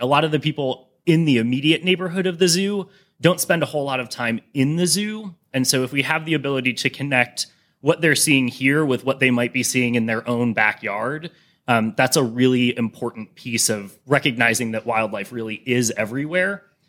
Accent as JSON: {"language": "English", "town": "Cleveland", "region": "Ohio", "country": "United States", "tie": "born or raised there", "said": "growing up in Cleveland"}